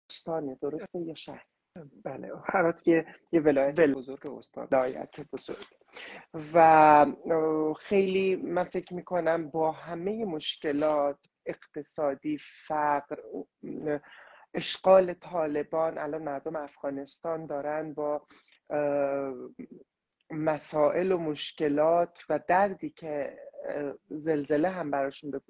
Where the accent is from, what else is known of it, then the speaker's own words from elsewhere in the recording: Iran; خود من به عنوان نسل دومی که توی ایران به دنیا اومدم و زندگی میکنم